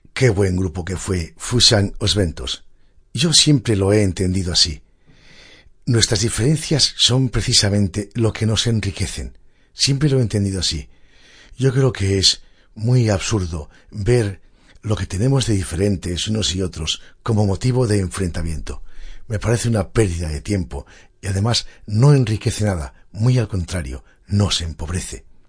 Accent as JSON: {"language": "Spanish", "region": "Galicia", "country": "Spain", "tie": "born or raised there", "also_born_or_lived": "Asturias", "moved": "as an adult", "said": "pasé allí gran parte de mi vida, primero como estudiante desde los cinco hasta los diecisiete años"}